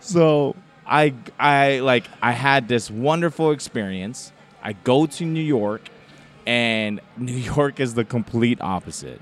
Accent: Samoa; moved away; growing up, uh, in the islands

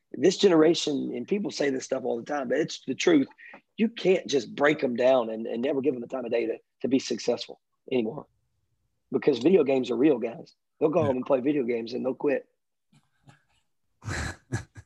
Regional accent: Richmond Hill, Georgia, United States; this is my hometown

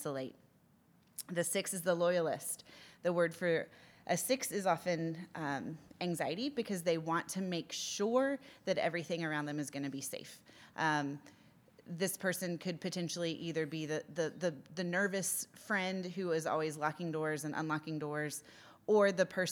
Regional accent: United States; moved away; as the American on staff

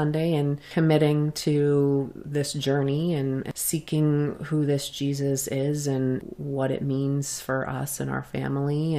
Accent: New Jersey, United States; we're from New Jersey

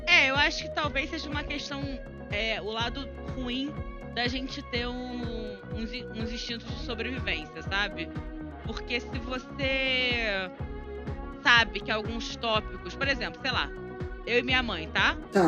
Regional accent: Rio de Janeiro, Brazil; minha cidade natal, Rio de Janeiro

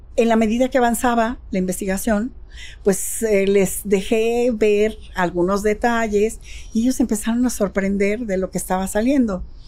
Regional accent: Jalisco, Mexico

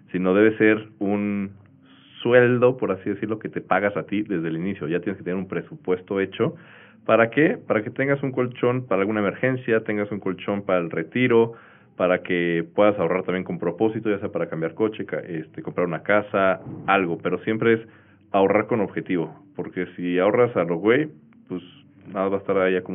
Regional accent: Mexico; Claro, y creo que más que ahorrar es dar el siguiente paso como, como mexicanos, que ya llevamos un rato escuchando pues, la cultura del ahorro

